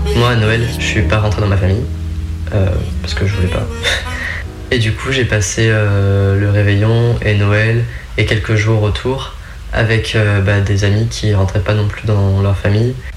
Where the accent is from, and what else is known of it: Creuse, Nouvelle-Aquitaine, France; now in Lyon, France